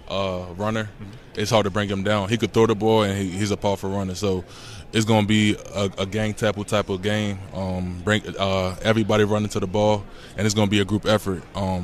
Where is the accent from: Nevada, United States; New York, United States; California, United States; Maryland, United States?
Maryland, United States; Baltimore; I'm from Baltimore